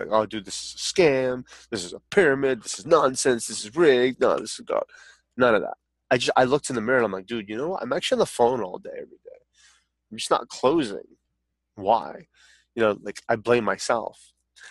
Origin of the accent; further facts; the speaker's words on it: San Francisco, California, United States; born there; As funny as that sounds, as caveman as that sounds, I was born in San Francisco.